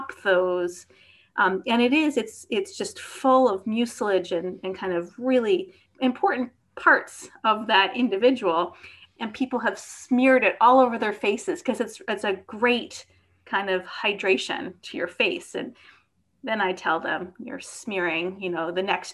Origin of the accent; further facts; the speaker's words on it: outside of New York City, United States; growing up outside of New York City